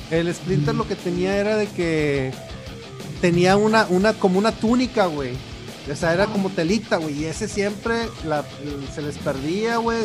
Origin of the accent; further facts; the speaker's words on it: Monterrey, Nuevo León, Mexico; also born or lived in Torreón, Coahuila, Mexico; yo nací en Torreón y mis hermanos, güey. Y luego nos vinimos a Monterrey como en el 94